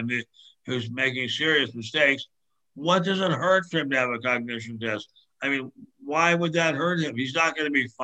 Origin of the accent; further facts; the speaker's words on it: Maryland, United States; I grew up in Maryland, spent a lot of time in Delaware.